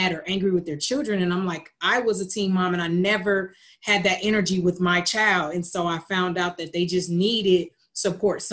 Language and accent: English; Lima, Ohio, United States; also born or lived in Columbus, Ohio; I'm originally from Lima, Ohio, born and raised, moved to Columbus, Ohio at 19 years old